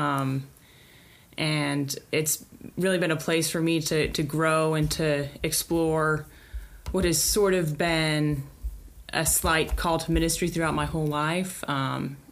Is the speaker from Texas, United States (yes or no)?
yes; Carrollton, Texas, United States; I grew up in Carrollton, Texas, and I was homeschooled for my entire K through 12 education